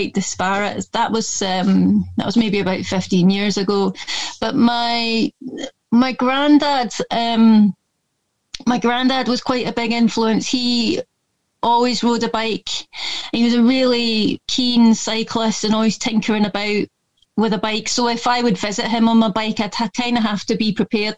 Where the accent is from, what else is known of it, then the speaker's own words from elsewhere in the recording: Scotland, United Kingdom; accent: a bit Scottish; moved away; also born or lived in London / Lancaster; I don't know if you can tell from my accent, but it's a bit Scottish sounding, because I am a bit Scottish. And but my family's mostly English. I was born up there sort of by default.